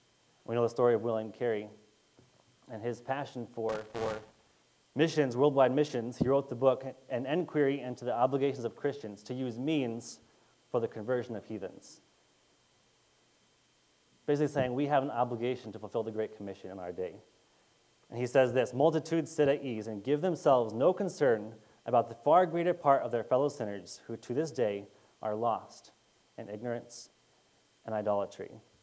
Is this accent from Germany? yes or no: no; Cameroon; So I grew up in Cameroon, as most of you probably know